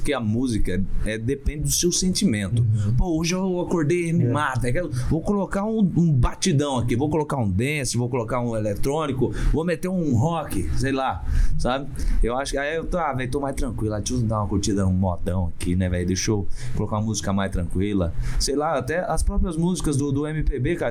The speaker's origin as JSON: {"language": "Portuguese", "town": "Ivaté", "region": "Paraná", "country": "Brazil", "said": "eu sou de Ivaté, que é uma cidade que fica a 120 quilômetros do, do Paraguai"}